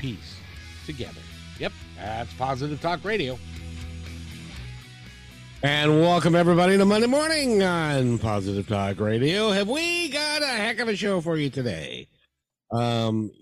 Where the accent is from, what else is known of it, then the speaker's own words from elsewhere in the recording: Seattle, Washington, United States; I'm from Seattle, and English is my second language